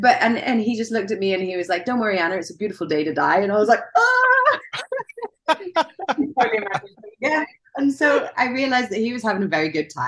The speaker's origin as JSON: {"language": "English", "region": "Wales", "country": "United Kingdom", "tie": "born or raised there", "said": "I grew up in Wales."}